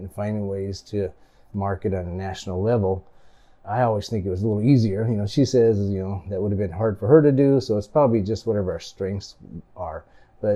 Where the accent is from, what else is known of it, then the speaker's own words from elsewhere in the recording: Grants Pass, Oregon, United States; also born or lived in Japan / Salem, Oregon; I like Grants Pass. It's my hometown